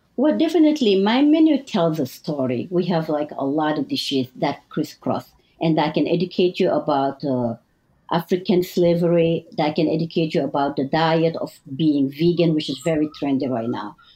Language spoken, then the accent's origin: English; Mauritania; English is a second language; moved away as an adult; also born or lived in Senegal; now in New York City, United States; I was raised in two families. My mom is from like a Berber tribe, and my dad is Sarahole with the Senegalese roots. So I was raised in two different culture, Mauritania